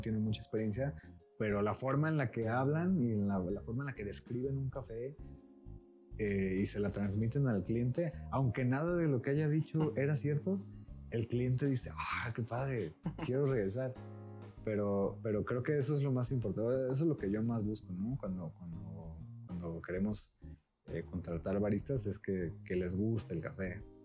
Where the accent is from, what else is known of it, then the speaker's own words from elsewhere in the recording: Manzanillo, Colima, Mexico; yo soy de, Colima, de Manzanillo particularmente